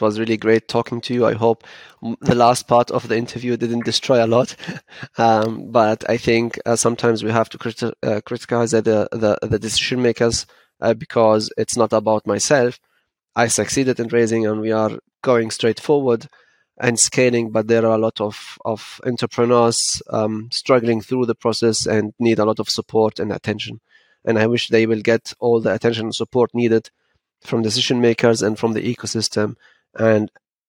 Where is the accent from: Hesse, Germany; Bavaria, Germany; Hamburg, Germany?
Hesse, Germany; Frankfurt; To be honest, I'm from Frankfurt, I'm from Hessen, and I know that we are way behind.